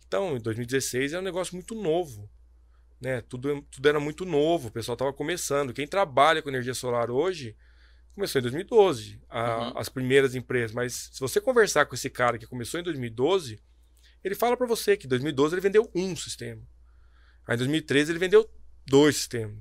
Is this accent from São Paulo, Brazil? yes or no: yes; Fartura, São Paulo, Brazil; also born or lived in Botucatu; Eu cresci na cidade de Fartura, São Paulo. Nasci em Botucatu, cresci na cidade de Fartura.